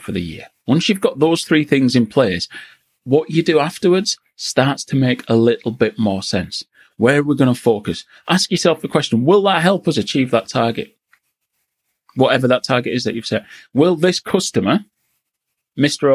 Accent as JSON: {"language": "English", "region": "Yorkshire and the Humber", "country": "United Kingdom", "also_born_or_lived": "Newcastle", "said": "I'm from Yorkshire."}